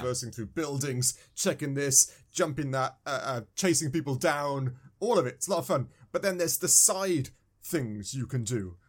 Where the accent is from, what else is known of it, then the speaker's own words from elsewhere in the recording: England, United Kingdom; I'm from England